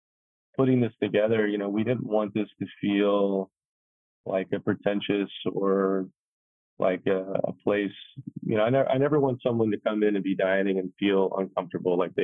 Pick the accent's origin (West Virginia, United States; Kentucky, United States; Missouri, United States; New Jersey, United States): Kentucky, United States; also born or lived in New York City; now in Atlanta, United States; I grew up in Kentucky